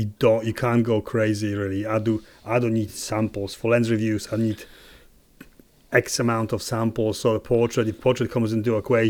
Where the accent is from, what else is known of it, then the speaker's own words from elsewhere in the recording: Warsaw, Masovian Voivodeship, Poland; moved away; Poland. I'm from Warsaw.